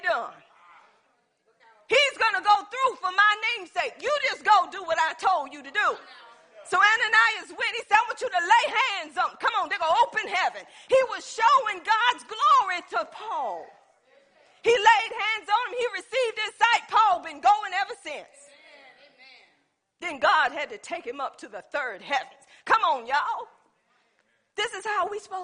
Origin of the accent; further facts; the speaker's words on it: Pender County, North Carolina, United States; I'm from Pender County